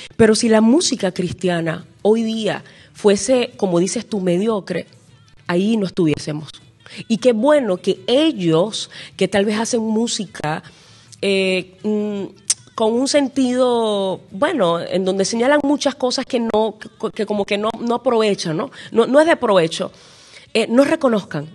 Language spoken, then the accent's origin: Spanish; Venezuela; en mi país, Venezuela